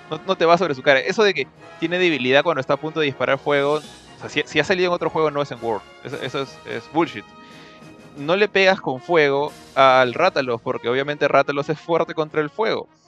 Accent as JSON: {"language": "Spanish", "country": "Peru"}